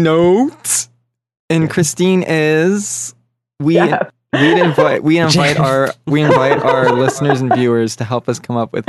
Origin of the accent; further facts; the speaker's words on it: Canada; I'm from Canada.